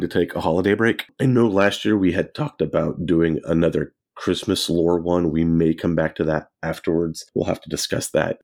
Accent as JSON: {"language": "English", "region": "Central California", "country": "United States", "tie": "born or raised there", "said": "growing up in Central California, there was a lot of agriculture"}